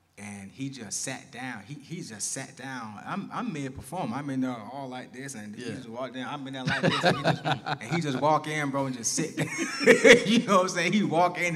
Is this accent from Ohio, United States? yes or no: no; Tampa, Florida, United States; I'm from Tampa